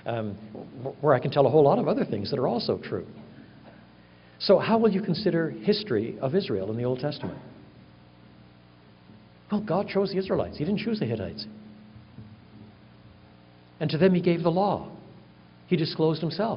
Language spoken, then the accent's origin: English; Canada; now in United States; I'm a Canadian by birth